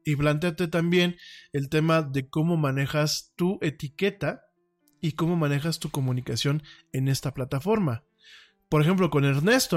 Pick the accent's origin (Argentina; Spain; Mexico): Mexico; soy de México